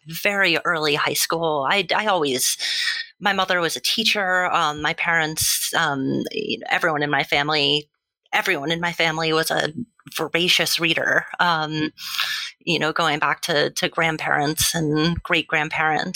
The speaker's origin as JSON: {"language": "English", "region": "Massachusetts", "country": "United States", "tie": "born or raised there", "also_born_or_lived": "Texas / Saratoga Springs, New York", "said": "I was born in Texas, but I didn't spend very much time there. Pretty much lived my whole life in Massachusetts"}